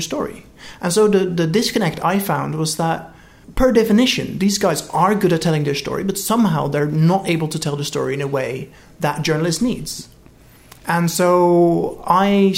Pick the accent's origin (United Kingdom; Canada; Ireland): United Kingdom; moved away as an adult; now in California, United States; I'm British